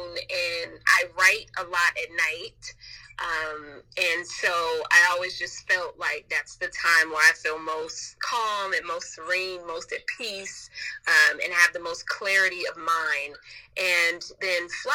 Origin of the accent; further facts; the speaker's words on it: Compton, California, United States; also born or lived in Los Angeles; I grew up in Los Angeles by way of Compton